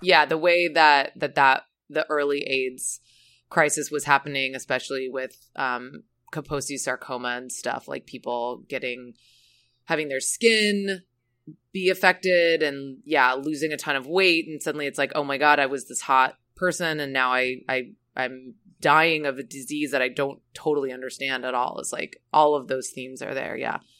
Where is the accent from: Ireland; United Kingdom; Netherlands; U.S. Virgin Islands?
U.S. Virgin Islands; Saint Croix; Saint Croix, which is where I'm from, Saint Croix in the U S Virgin